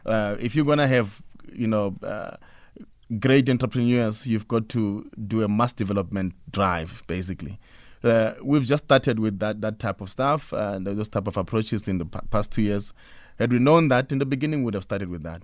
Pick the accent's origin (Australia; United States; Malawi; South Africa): South Africa; Pretoria, Gauteng; I come from Pretoria